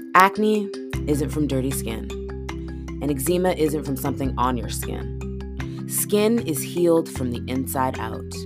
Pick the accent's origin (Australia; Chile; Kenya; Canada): Canada; being Canadian slash North American